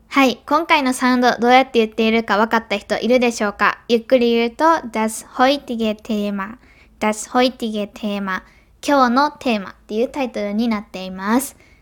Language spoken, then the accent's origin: Japanese; Kansai, Japan; accent: Kansai dialect; 多分関西弁なので